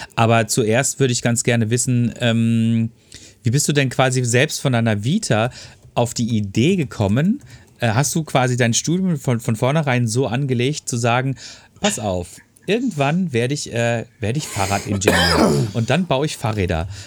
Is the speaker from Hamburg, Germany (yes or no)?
no; Ruhr area, North Rhine-Westphalia, Germany; bei uns im Ruhrpott